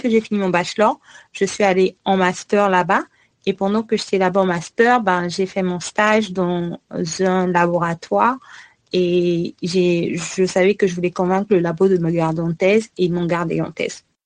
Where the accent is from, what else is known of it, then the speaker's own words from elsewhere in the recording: Republic of the Congo; moved away as an adult; also born or lived in Canada / United States; now in France; étudier à l'étranger en tant que Congolais